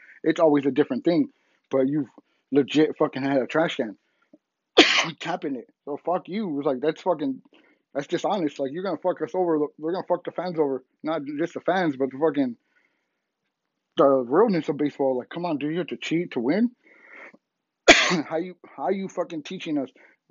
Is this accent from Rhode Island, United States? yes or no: no; San Diego, California, United States; born and raised in San Diego